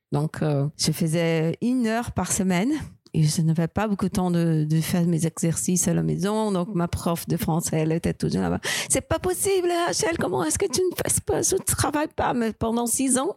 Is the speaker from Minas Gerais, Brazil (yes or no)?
no; Anápolis, Goiás, Brazil; French is a second language; also born or lived in Rio de Janeiro; je suis née à Anápolis, au centre du Brésil, à côté de Brasilia. J'ai vécu avec mes parents jusqu'à 14 ans.